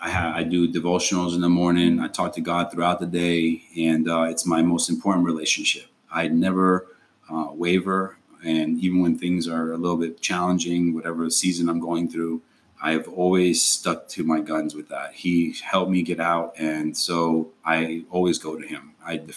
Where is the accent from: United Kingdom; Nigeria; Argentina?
Argentina; I was an immigrant. I came from Argentina.